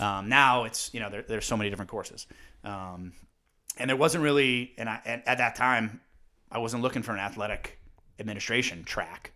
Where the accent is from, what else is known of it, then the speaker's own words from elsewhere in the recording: Windsor Locks, Connecticut, United States; growing up in Windsor Locks and playing multi-sports